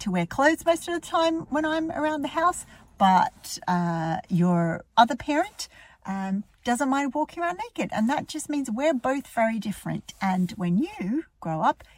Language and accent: English; Australia; now in Ireland; I was raised in Australia. I live in Ireland now